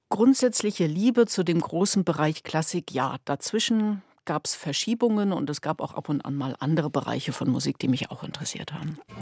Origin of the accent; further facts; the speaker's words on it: Schwerin, Mecklenburg-Vorpommern, Germany; Schwerin, meine Heimatstadt.